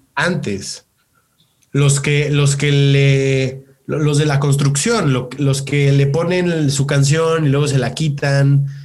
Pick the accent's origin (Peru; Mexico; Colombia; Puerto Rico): Mexico; soy mexicano